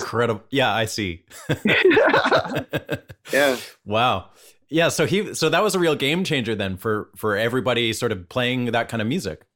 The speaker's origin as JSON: {"language": "English", "town": "Vancouver", "region": "British Columbia", "country": "Canada", "moved": "yes", "said": "I'm from Vancouver originally, just up in Canada"}